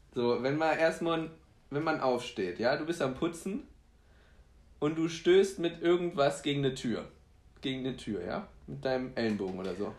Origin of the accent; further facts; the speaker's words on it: Saarbrücken, Saarland, Germany; also born or lived in Poland; wir sind aus Saarbrücken